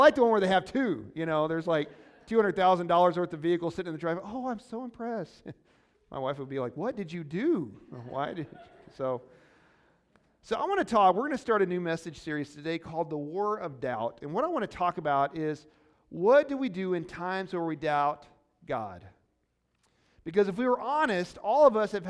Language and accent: English; Missouri, United States; Baptist is what I usually say. I'm from Missouri. It's not the proper pronunciation